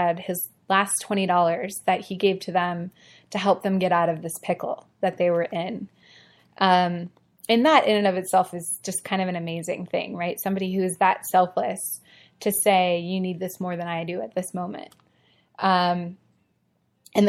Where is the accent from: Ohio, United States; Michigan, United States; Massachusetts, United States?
Ohio, United States; moved away; I'm originally from Ohio and we say Mario, like the Mario Brothers.